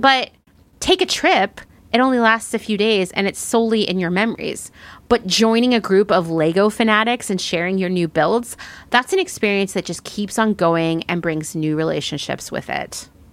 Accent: Pennsylvania, United States; I'm from Pennsylvania

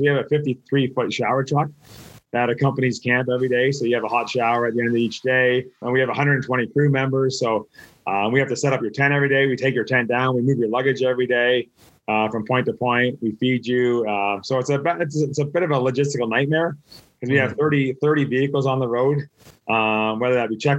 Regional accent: Canada; I'm from Canada

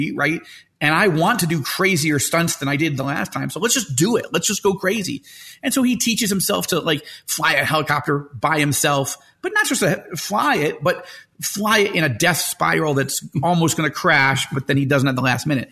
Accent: Syracuse, New York, United States; also born or lived in Israel; now in Denver, United States; I was born in Syracuse, New York.

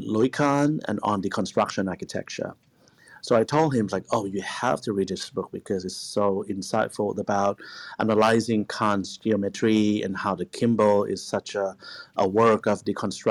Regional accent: Bangkok, Thailand; moved away as an adult; also born or lived in Japan; now in Los Angeles, United States; when I was growing up in Bangkok

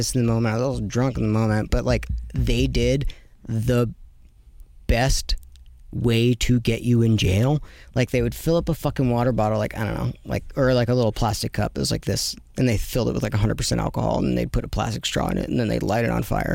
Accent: United States; I'm from America

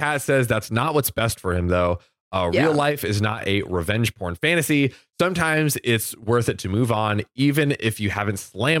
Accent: Florida, United States; I'm from Florida.

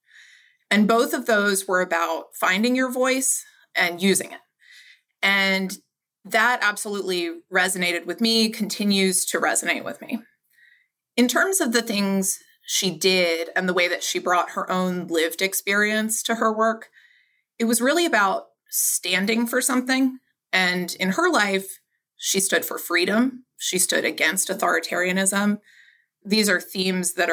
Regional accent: Baltimore, Maryland, United States; I grew up in Baltimore City

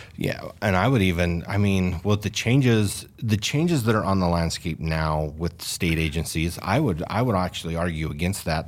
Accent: Fillmore, Utah, United States; I grew up hunting in Fillmore, the Pavant Range up there.

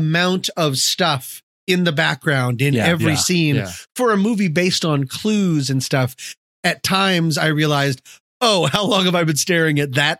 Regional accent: Colorado, United States; But I'm from Colorado

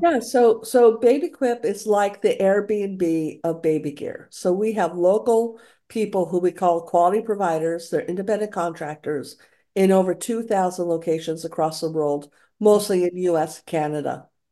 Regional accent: Santa Fe, New Mexico, United States; also born or lived in Alameda; now in San Francisco, United States; Santa Fe was my hometown

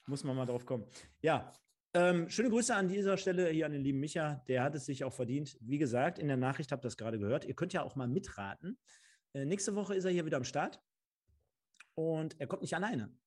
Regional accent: Germany; als Deutscher oder als Deutsche

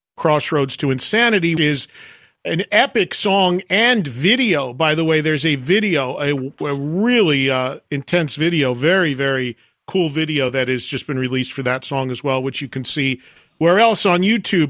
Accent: New Jersey, United States; I'm from New Jersey

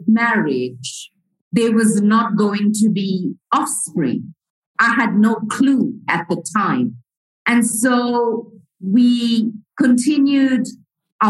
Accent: Port Shepstone, KwaZulu-Natal, South Africa; I was growing up in South Africa, in the province of KwaZulu-Natal, in a little town called Port Shepstone, a coastal town

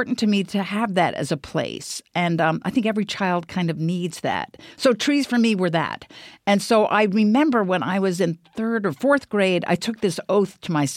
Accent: Bethesda, Maryland, United States; I grew up in Bethesda, Maryland. It's a suburb of Washington, D.C.

